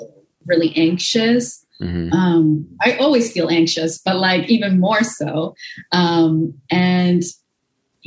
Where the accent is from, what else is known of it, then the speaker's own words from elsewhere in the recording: Hamilton, Ontario, Canada; I grew up in the like suburb of Hamilton in Stony Creek